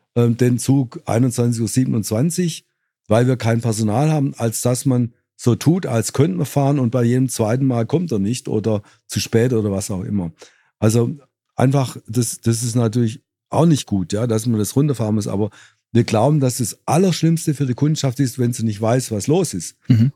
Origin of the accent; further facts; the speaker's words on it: Swabia, Germany; als Schwabe